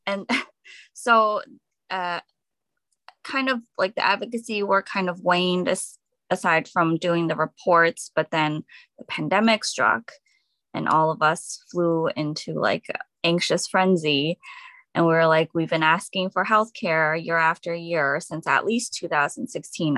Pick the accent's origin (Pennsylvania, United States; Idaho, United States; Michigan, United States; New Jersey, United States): New Jersey, United States; Edison; I'm from Edison, New Jersey